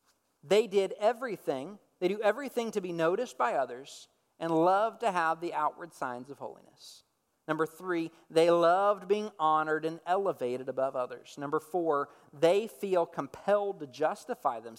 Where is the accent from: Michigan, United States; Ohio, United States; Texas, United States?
Texas, United States; Dallas-Fort Worth area; I grew up in the Dallas-Fort Worth area, but I'm not originally from the Dallas-Fort Worth area